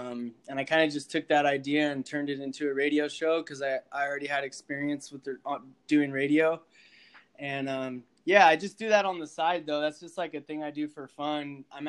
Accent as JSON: {"language": "English", "town": "Corona", "region": "California", "country": "United States", "tie": "born or raised there", "also_born_or_lived": "Utah", "lives_now": "Carpinteria, United States", "said": "I'm originally from Corona, California, which is in Riverside County in the Inland Empire. But I currently live in Carpinteria, which is like right by Santa Barbara. I moved here like 5.5 years ago."}